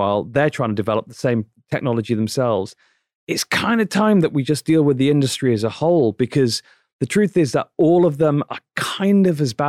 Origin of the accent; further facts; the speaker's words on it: Manchester, North West England, United Kingdom; like we were when I was growing up in Manchester, England, you know, 30, 40 years ago.